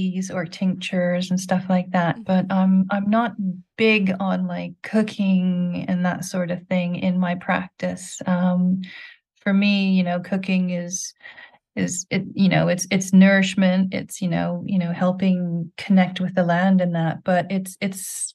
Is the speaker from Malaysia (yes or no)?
no; Quebec, Canada; now in England, United Kingdom; Where I grew up in Quebec, we had the frogs singing in the valley behind our house